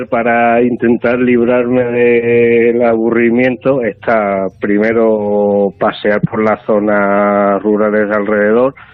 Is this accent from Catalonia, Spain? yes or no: no; Castuera, Extremadura, Spain; moved away; una de las cosas que tiene mi pueblo es su ascendencia gastronómica por el turrón, que es algo muy raro en Extremadura, pero mi pueblo es turronero.